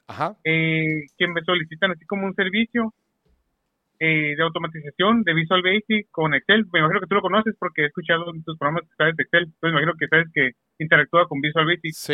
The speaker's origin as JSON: {"language": "Spanish", "town": "Mexicali", "region": "Baja California", "country": "Mexico", "said": "Eh, soy, soy de Mexicali."}